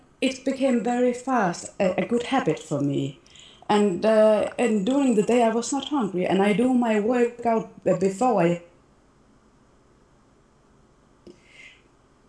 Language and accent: English; Denmark; now in Malta; I am from Denmark, but I live in Malta